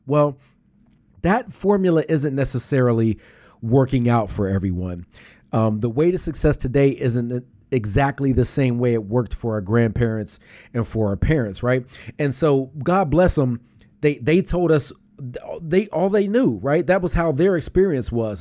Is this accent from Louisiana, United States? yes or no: no; Pittsburgh, Pennsylvania, United States; now in Philadelphia, United States; I'm from Pittsburgh.